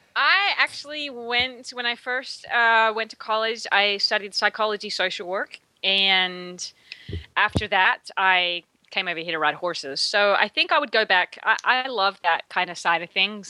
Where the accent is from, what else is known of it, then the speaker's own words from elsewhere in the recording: Australia; now in Texas, United States; I'm from Australia